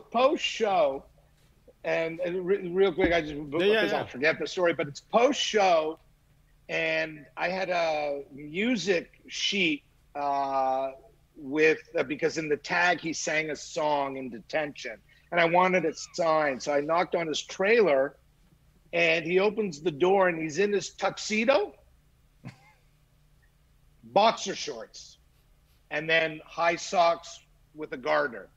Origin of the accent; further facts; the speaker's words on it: Montreal, Quebec, Canada; I grew up in Montreal, so I grew up with uh, what was called Grand Prix Wrestling